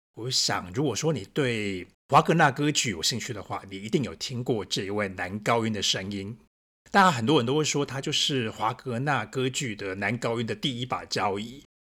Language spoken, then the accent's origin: Chinese; Taiwan; now in Berlin, Germany; 我们是台湾人的，我们这么爱吃